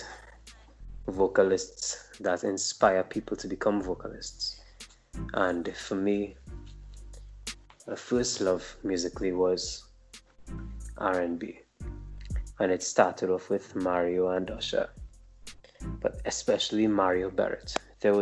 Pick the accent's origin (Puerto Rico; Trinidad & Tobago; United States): Trinidad & Tobago; I'm a Trinidadian